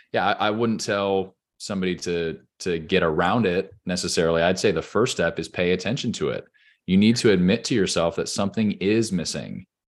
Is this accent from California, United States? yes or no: yes; Orange County, California, United States; moved away as an adult; also born or lived in Los Angeles, California; now in Nashville, United States; I obviously live in Nashville, Tennessee today, but I grew up in Orange County, California